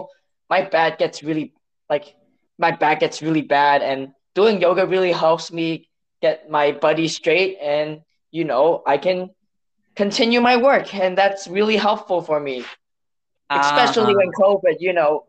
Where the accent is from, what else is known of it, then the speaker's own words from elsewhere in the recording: Hong Kong; first language Cantonese; English is a second language; moved away as an adult; now in United States; when I came from Hong Kong to the US for college